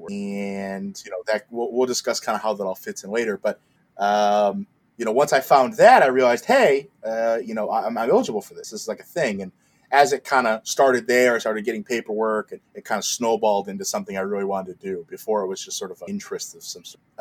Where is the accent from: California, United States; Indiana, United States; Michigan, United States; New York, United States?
Michigan, United States; Detroit; Um, 28 as of this recording. Uh, I'm from Detroit originally.